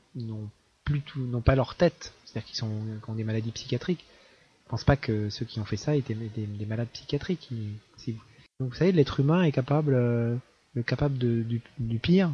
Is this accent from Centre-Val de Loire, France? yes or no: no; Caen, Normandy, France; Moi, j'ai grandi à Caen.